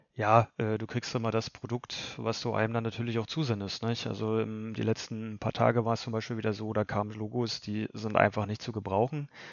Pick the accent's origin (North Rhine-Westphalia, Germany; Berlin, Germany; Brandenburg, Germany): Brandenburg, Germany; Lusatia, Spremberg/Cottbus region; wir kommen ja alle aus der Lausitz, Region Spremberg, Cottbus und so weiter